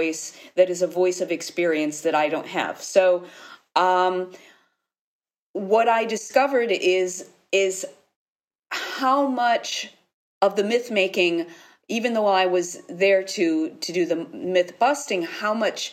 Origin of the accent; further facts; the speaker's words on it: United States; moved away as an adult; now in Italy; I've lived here for 30 years, but I am American. My life is in Italy